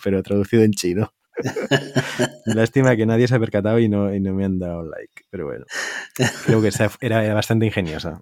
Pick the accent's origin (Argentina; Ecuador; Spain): Spain; Tarragona, Catalonia; yo soy catalán